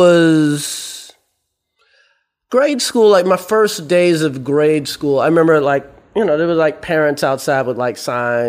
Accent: New York City, New York, United States; also born or lived in South Carolina; I lived in Brooklyn before it was hip. I mean, I was born in South Carolina, raised in Brooklyn.

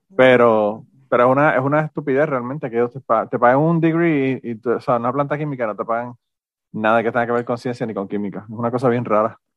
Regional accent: Puerto Rico; moved away; soy de Puerto Rico

